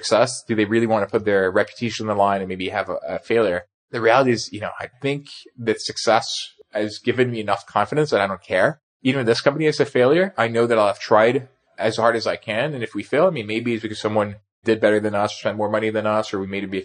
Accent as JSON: {"language": "English", "town": "Nice", "region": "Provence-Alpes-Côte d'Azur", "country": "France", "tie": "born or raised there", "also_born_or_lived": "Paris / New York", "moved": "as an adult", "said": "I was born in Paris. I grew up in Nice in the southern part of France and came to the US for college."}